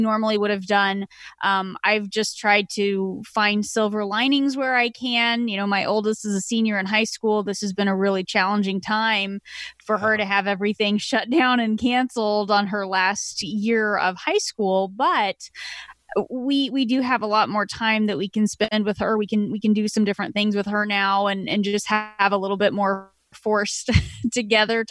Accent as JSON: {"language": "English", "region": "Kansas", "country": "United States", "tie": "born or raised there", "moved": "yes", "said": "my hometown where I grew up in Kansas"}